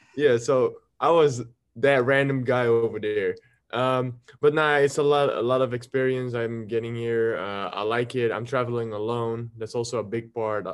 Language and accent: English; Belgium; English is a second language; I'm coming from Belgium